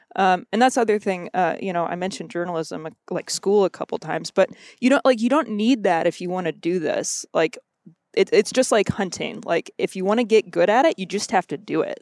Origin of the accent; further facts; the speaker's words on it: Missouri, United States; also born or lived in Kentucky; I grew up in Missouri. Um, my family's all originally from Kentucky.